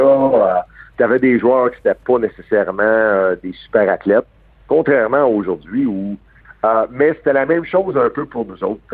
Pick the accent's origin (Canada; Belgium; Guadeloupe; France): Canada; Montreal, Quebec; j'ai grandi. Euh, je suis né à Verdun un gars de Verdun, c'est à 5e avenue